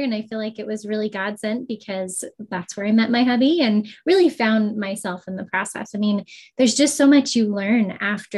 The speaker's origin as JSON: {"language": "English", "town": "Orem", "region": "Utah", "country": "United States", "tie": "born or raised there", "also_born_or_lived": "Albuquerque, New Mexico", "moved": "as an adult", "said": "I grew up in Orem here in Utah"}